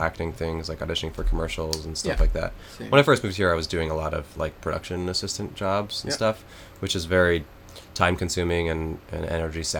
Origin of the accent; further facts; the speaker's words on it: Colorado, United States; moved away as an adult; also born or lived in Portland; I grew up in Colorado. I went to like high school there